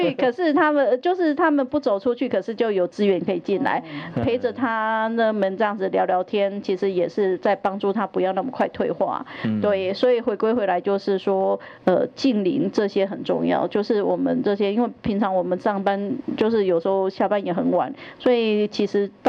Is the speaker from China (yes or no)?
no; Taiwan; 其实我们台湾人都是非常友善的。